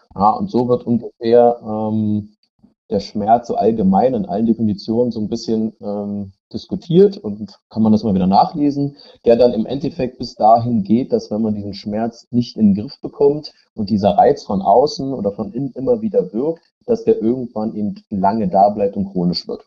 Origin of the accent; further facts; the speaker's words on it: Berlin, Germany; ich komme aus Berlin